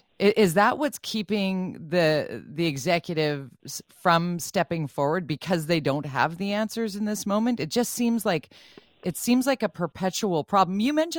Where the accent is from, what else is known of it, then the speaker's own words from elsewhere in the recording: Tsawwassen, British Columbia, Canada; Growing up in Tawasin